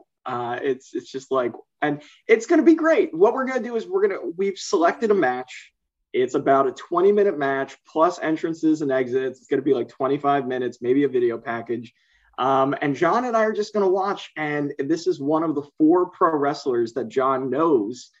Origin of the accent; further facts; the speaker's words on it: Northeast, United States; Growing up in the Northeast